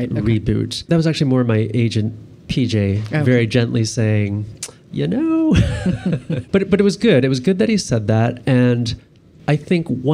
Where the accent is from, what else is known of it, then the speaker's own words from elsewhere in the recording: Buffalo, New York, United States; growing up in Buffalo